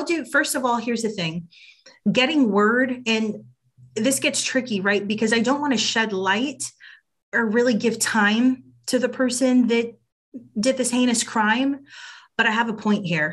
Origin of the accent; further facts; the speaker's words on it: Uvalde, Texas, United States; moved away; Uvalde is my hometown, but the childhood home I grew up in was a 5-minute walk to Robb Elementary.